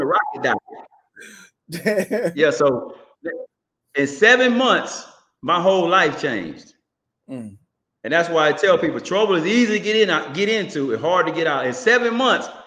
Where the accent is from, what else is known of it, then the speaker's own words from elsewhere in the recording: Houston, Texas, United States; Growing up in Houston, Texas, I went to Holy Temple Church of God in Christ on Reed Road in South Park.